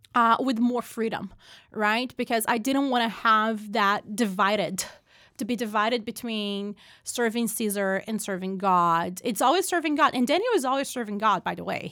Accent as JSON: {"language": "English", "country": "Brazil", "tie": "born or raised there", "moved": "as an adult", "lives_now": "United States", "said": "I was born and raised in Brazil"}